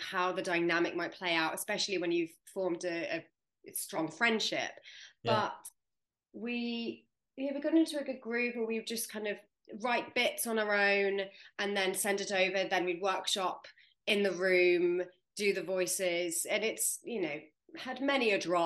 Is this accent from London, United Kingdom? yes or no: yes; London, United Kingdom; I'm from London